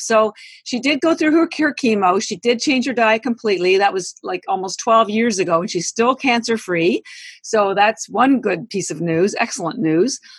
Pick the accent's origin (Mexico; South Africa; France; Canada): Canada; now in United States; I am Canadian